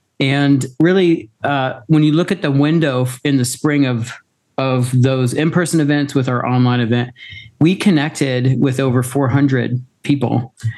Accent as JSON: {"language": "English", "region": "Tennessee", "country": "United States", "tie": "born or raised there", "said": "I was born in Tennessee, but I don't know anybody in Memphis."}